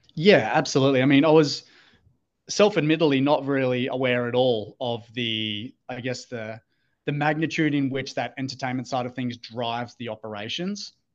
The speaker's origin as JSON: {"language": "English", "country": "Australia", "tie": "born or raised there", "also_born_or_lived": "Gold Coast, Australia", "moved": "as an adult", "lives_now": "Pittsburgh, United States", "said": "Australian, uh, grew up, born and raised in Australia"}